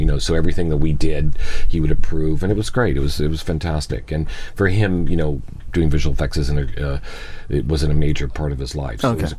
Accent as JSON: {"language": "English", "country": "United States", "said": "I love my country, I'm American"}